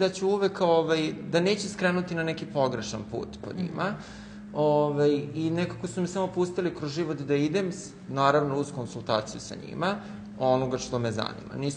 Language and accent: Croatian; Smederevo, Podunavlje District, Serbia; now in Belgrade, Serbia; ja sam rođen u Smederevu, e, živim u Beogradu sada